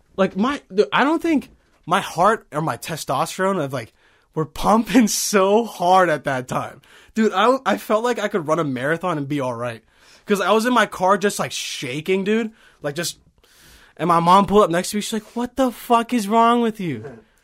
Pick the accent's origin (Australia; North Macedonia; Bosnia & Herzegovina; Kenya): Bosnia & Herzegovina; I'm from Bosnia